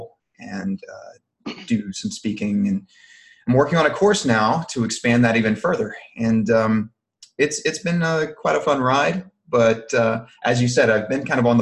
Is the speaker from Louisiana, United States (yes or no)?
yes; Louisiana, United States; accent: not so thick Cajun; moved away as an adult; also born or lived in Alabama; now in Texas, United States; I'm originally from Louisiana. I'm not sure if people can pick up on my not so thick Cajun accent, but I am from down there